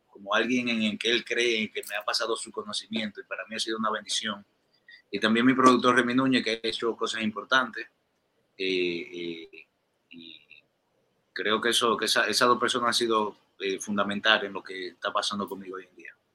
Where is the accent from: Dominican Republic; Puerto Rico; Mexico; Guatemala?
Dominican Republic; accent: dominicano; moved away as an adult; also born or lived in New York, United States; now in Miami, United States; yo nací y crecí allá en mi país, en República Dominicana